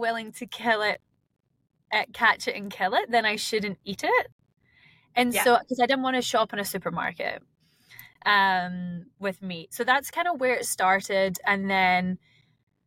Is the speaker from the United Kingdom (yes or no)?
yes; Scotland, United Kingdom; moved away as an adult; now in Queenstown, New Zealand; I am originally from Scotland, and I've been calling Queenstown home for about 5 years now